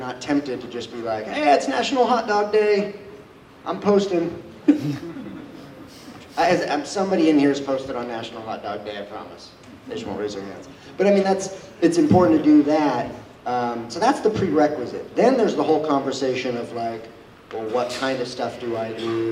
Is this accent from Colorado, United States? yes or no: yes; Boulder, Colorado, United States; I'm from Boulder, Colorado